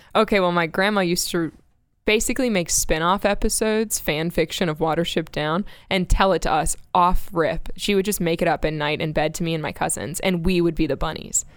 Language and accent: English; Space Coast, Florida, United States; moved away as an adult; also born or lived in Myrtle Beach, South Carolina / Kyiv, Ukraine; now in Texas, United States; grew up on the Space Coast area